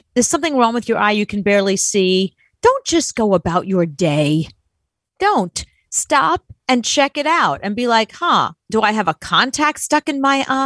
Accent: New York, United States; I'm from New York

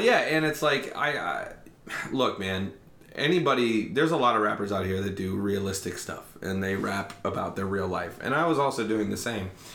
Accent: Lancaster, Ohio, United States; now in Bexley, United States; I grew up in Lancaster, Ohio

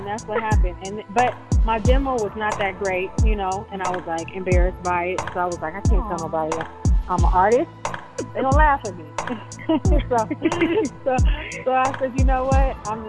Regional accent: California, United States; now in Atlanta, United States; I'm based out of Atlanta. I also, you know, I'm a Cali girl, so I'm originally from California.

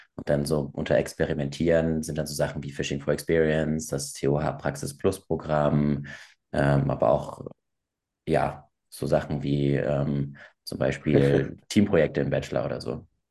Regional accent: Hamburg, Germany; also ich komme aus Bergedorf, ich komme ursprünglich aus Hamburg.

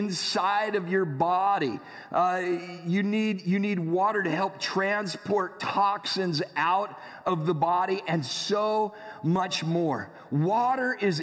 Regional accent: San Diego, California, United States; I grew up in San Diego

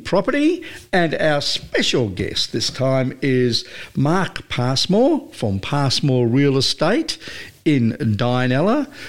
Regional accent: New South Wales, Australia; moved away; I come from New South Wales

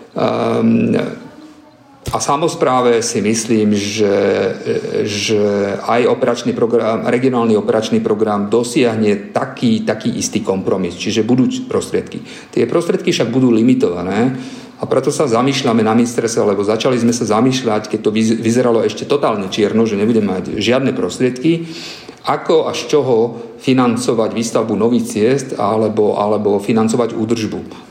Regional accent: eastern Slovakia, Slovakia; som východného Slovenska

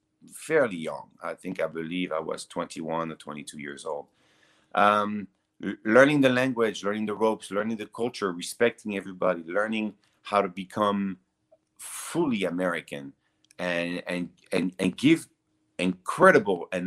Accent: Nice, Provence-Alpes-Côte d'Azur, France; English is a second language; moved away as an adult; now in Los Angeles, United States; I grew up in the south of France, in Nice.

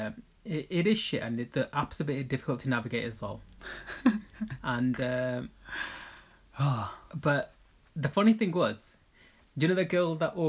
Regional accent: Birmingham, West Midlands, United Kingdom; I'm from Birmingham. We used to say that we're from Birmingham in that intro.

